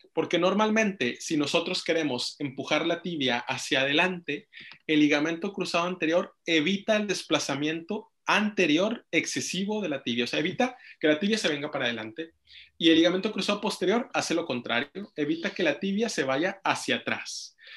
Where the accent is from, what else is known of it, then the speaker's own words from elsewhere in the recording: Monterrey, Nuevo León, Mexico; moved away; soy originario de Monterrey, Nuevo León